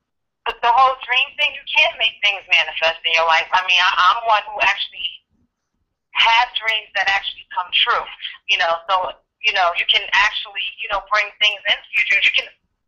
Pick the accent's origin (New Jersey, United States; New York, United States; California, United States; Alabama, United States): New Jersey, United States; Newark; now in Parlin, United States; I was actually born and raised in Newark, New Jersey, currently residing in Parlin, New Jersey.